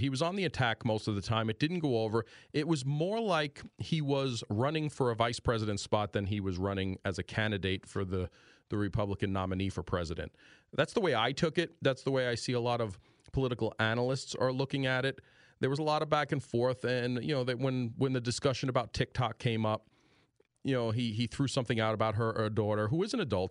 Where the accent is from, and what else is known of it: Greenfield Township, Pennsylvania, United States; born or raised there